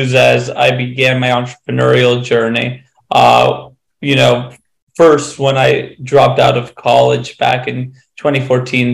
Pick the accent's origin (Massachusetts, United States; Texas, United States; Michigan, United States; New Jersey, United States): Massachusetts, United States; Western; I grew up in a small town in Western Massachusetts.